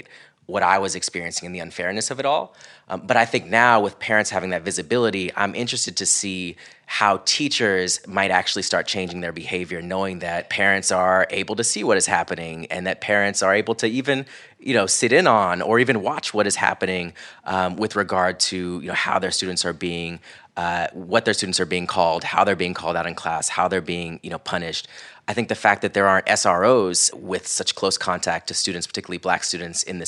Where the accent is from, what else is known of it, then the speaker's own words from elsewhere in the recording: Central Florida, United States; growing up in Central Florida